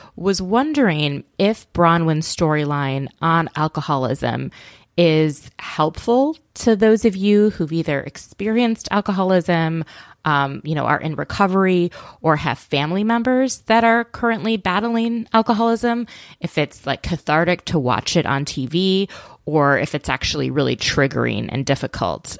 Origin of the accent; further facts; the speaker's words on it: Minneapolis, Minnesota, United States; I grew up in Minneapolis